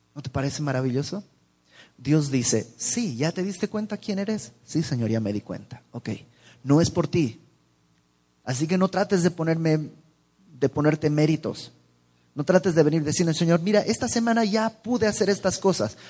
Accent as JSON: {"language": "Spanish", "country": "Mexico", "said": "no somos los mexicanos así"}